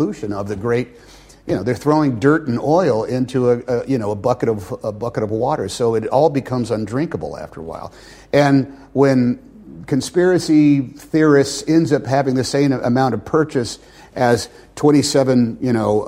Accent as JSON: {"language": "English", "country": "United States", "said": "as an American"}